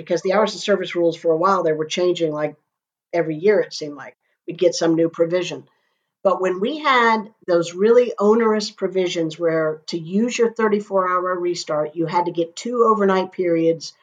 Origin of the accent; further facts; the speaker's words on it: Florida, United States; I'm a Florida girl, born and raised in Florida